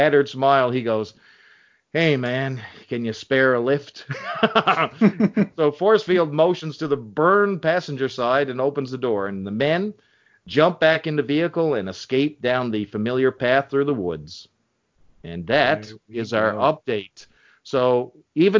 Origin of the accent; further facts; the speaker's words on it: Canada; So I'm Canadian too